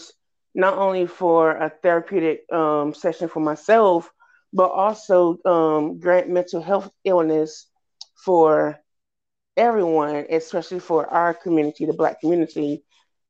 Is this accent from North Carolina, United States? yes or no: yes; Red Springs, North Carolina, United States; now in Fayetteville, United States; I am originally from Red Springs, North Carolina